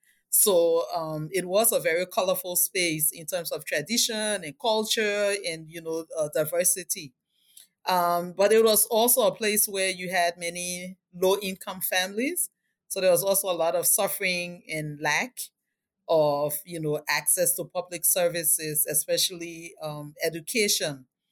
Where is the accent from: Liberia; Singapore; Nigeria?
Liberia; So my childhood was really colorful, interactive. I lived in a multicultural space, which was the largest informal settlement in Liberia.